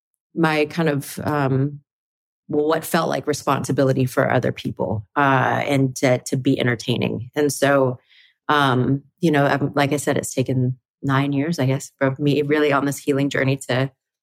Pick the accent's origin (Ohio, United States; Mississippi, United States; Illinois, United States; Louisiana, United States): Mississippi, United States; Flowood; moved away; also born or lived in Texas; I was born at a place called Flowood, Mississippi.